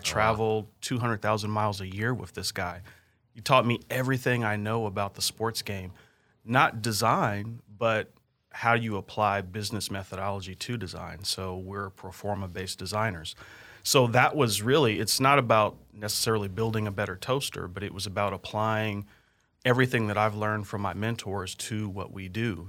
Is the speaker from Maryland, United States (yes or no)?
no; California, United States; moved away as an adult; now in Kansas City, United States; growing up in California, started working for H N T B and Irvine right out of college